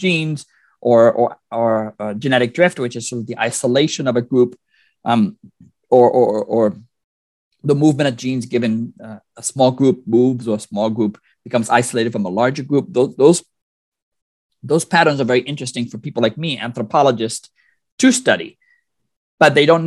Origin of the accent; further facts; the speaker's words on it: Puerto Rico; moved away; I'm originally from Puerto Rico